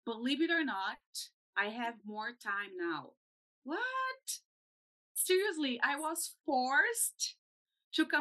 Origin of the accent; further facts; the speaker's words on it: Brazil; moved away; I'm from Brazil.